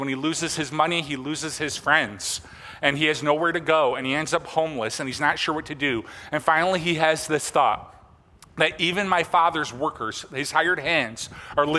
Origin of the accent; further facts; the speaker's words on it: Michigan, United States; I'm not from Traverse City, but I'm from Michigan.